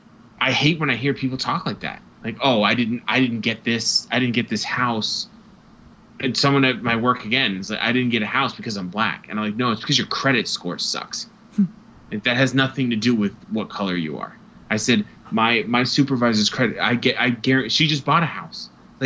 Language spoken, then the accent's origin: English; Ireland; But people will say you're Scottish, right? No, I'm Irish.